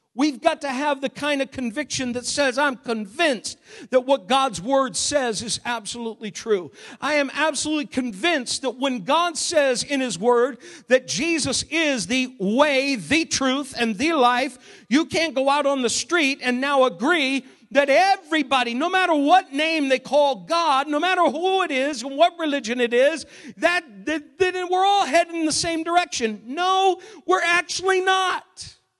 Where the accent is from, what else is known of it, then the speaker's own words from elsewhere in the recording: Maine, United States; moved away; growing up in Maine a number of years ago